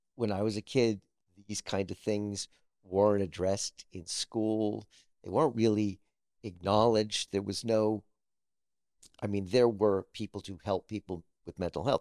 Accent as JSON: {"language": "English", "town": "Scarsdale", "region": "New York", "country": "United States", "tie": "born or raised there", "also_born_or_lived": "Harlem, New York City", "said": "I was raised in a suburb of New York called Scarsdale"}